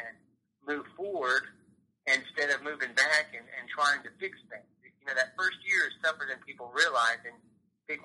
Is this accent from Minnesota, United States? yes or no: no; Gwinnett County, Georgia, United States; I grew up in Gwinnett County